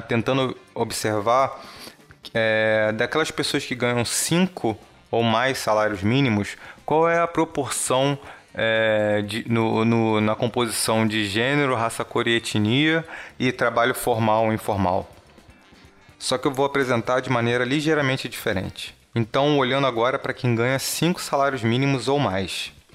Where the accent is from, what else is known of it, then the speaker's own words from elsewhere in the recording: Brazil; você como brasileiro, assim como eu